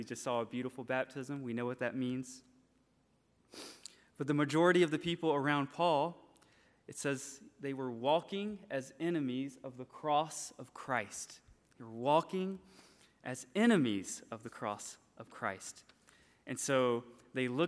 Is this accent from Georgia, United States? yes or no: yes; Franklin, Georgia, United States; moved away as an adult; also born or lived in LaGrange, Georgia; now in Japan; I'm from Franklin. I was born in LaGrange